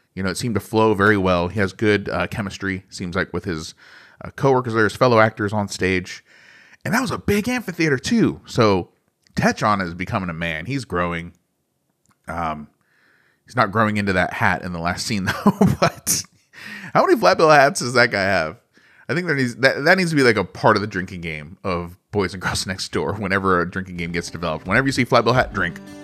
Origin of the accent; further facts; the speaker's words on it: United States; I'm American